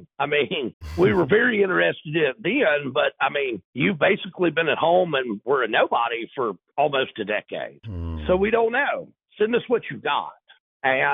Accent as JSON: {"language": "English", "region": "North Louisiana", "country": "United States", "said": "I'm actually from North Louisiana. Most of my career was spent in South Louisiana, but I'm back in North Louisiana"}